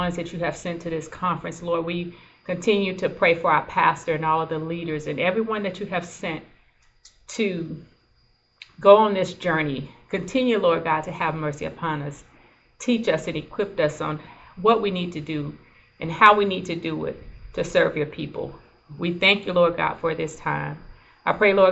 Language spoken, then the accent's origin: English; Mount Dora, Florida, United States; moved away as an adult; also born or lived in Eustis, Florida; now in Tampa, United States; I'm from Mount Dora, Florida, which is about 100 miles from here in Florida. Born and raised in that area